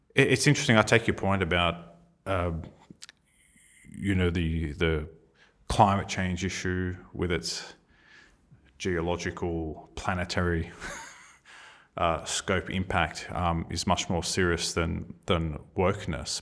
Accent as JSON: {"language": "English", "country": "Australia"}